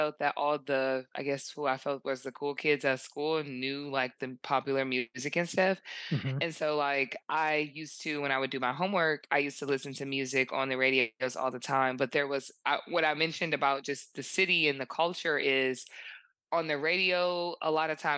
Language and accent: English; Detroit, Michigan, United States; I'm from Detroit.